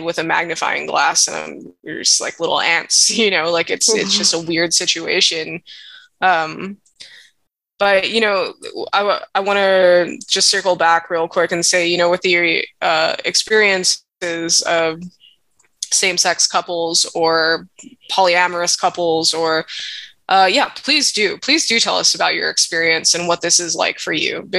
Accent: Hawaii, United States; I was born and raised in Hawaii, and being mixed race here

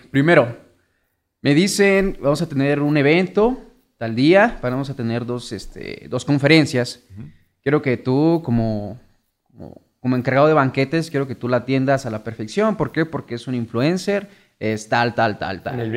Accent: Morelia, Michoacán, Mexico; soy de aquí, originado de Morelia, Michoacán. Tengo 27, 28 años.

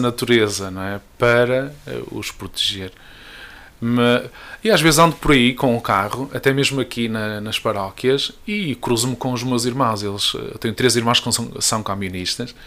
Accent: Marco de Canaveses, Norte, Portugal; eu sou natural do Marco, uma bonita freguesia de Soalhães

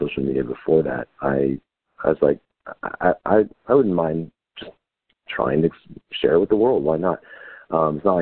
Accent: Texas, United States; also born or lived in Houston / Austin; I was born and raised in Texas. I spent my whole life here.

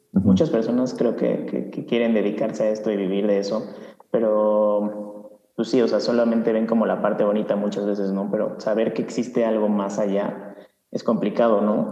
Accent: Mexico; siendo mexicano, músico mexicano

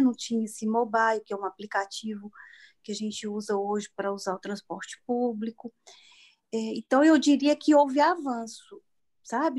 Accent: Desterro de Entre Rios, Minas Gerais, Brazil; moved away as an adult; now in Belo Horizonte, Brazil; Eu sou do interior de Minas, de Desterro de Entre Rios. É, eu moro em Belo Horizonte já há 31 anos, eu vim para cá para estudar.

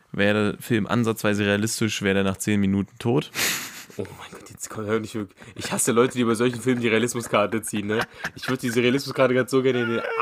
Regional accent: Bavaria, Germany; born there; aber ich wurde ja in Bayern geboren, habe deswegen so eine gewisse Verbundenheit zu den Bergen

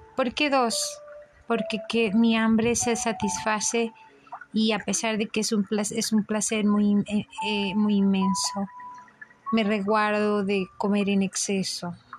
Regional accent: Mexico; soy mexicano

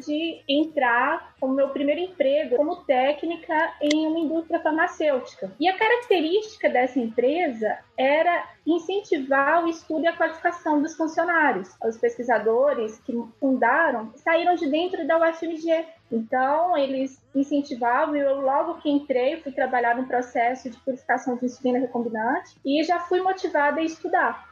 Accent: Montes Claros, Minas Gerais, Brazil; also born or lived in São Paulo; Eu Nasci na cidade de São Paulo, sou paulistana, e meus pais são de Minas, né? E sentiram a necessidade de voltar para o interior voltamos para Montes Claros

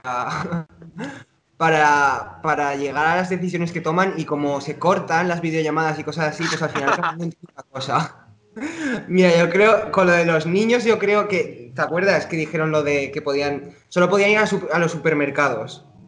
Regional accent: Zaragoza, Aragon, Spain; moved away as an adult; now in Hamburg, Germany; que estoy en Hamburgo, bueno, yo nací en Zaragoza, ahora estoy en Hamburgo trabajando

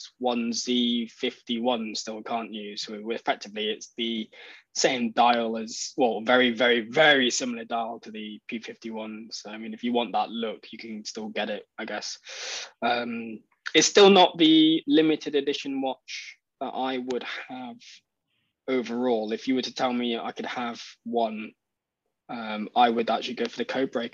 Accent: United Kingdom; I think EP120, because I'm British.

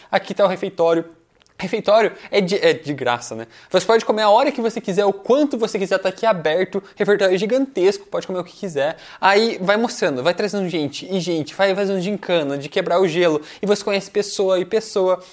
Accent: Curitiba, Paraná, Brazil; also born or lived in Foz do Iguaçu, Brazil / United States; eu nasci em Foz do Iguaçu, na fronteira com o Paraguai, aí eu vim para cá, para Curitiba, aos 5 anos de idade

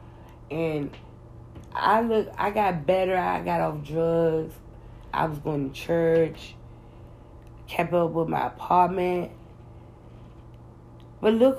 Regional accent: United States; I'm American

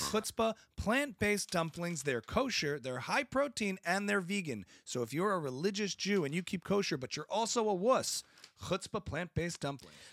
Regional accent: United States; as an American

